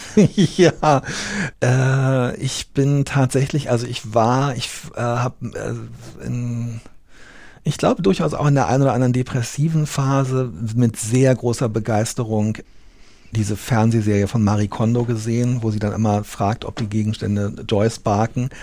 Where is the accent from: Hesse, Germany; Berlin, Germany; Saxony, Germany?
Berlin, Germany; moved away as an adult; also born or lived in Koblenz; ich habe in Berlin gelebt mit äh, kleinen Unterbrechungen, bis ich Ende, mit Ende 20 weggezogen bin.